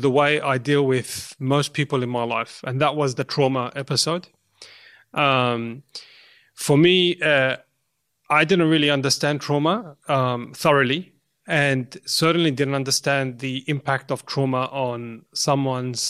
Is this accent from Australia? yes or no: yes; Australia; I'm a second generation Lebanese Australian, and my parents came during the war